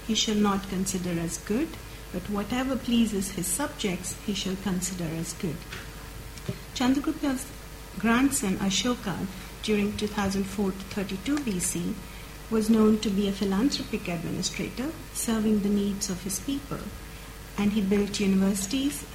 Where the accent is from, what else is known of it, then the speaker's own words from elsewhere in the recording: India; moved away; growing up in India